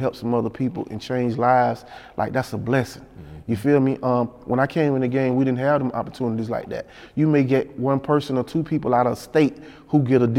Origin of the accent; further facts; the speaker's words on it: Panama City, Florida, United States; I'm from a country town. I'm from Panama City, Florida